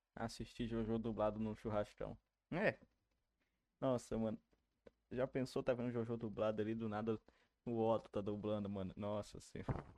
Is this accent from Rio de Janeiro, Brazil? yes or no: yes; Rio de Janeiro, Brazil; eu sou da Tijuca.